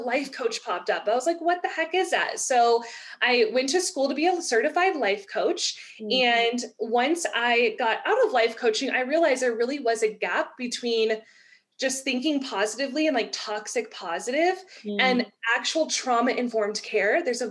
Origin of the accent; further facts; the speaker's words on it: Texas, United States; I'm from Texas.